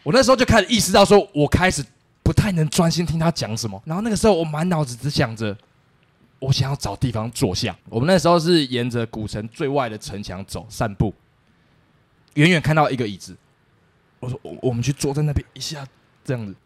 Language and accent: Chinese; Taiwan